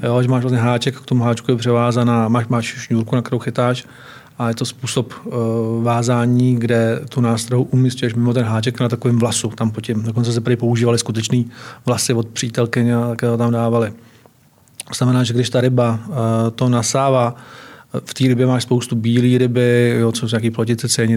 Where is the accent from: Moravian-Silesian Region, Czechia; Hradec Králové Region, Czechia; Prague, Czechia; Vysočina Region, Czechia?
Hradec Králové Region, Czechia; Hronov; also born or lived in Náchod; já jsem se narodil ve východních Čechách, v Náchodě. A žil jsem v Hronově